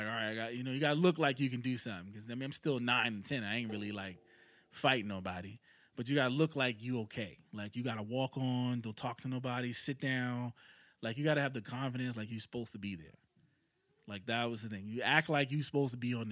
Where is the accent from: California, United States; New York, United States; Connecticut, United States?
New York, United States; New York City; moved away; growing up in New York